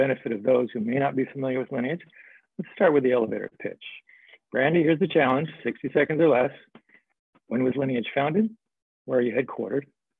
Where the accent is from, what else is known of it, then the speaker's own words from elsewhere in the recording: New Mexico, United States; I grew up in New Mexico.